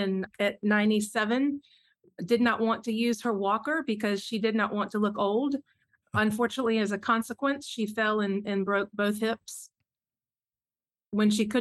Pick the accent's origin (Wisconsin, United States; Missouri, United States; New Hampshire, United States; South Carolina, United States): South Carolina, United States; moved away as an adult; now in Atlanta, United States; I grew up in South Carolina. That is home